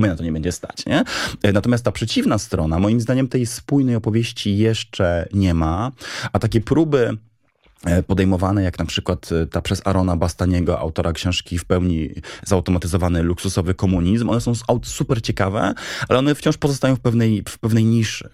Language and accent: Polish; Wrocław, Lower Silesian Voivodeship, Poland; Się wychowałem we Wrocławiu.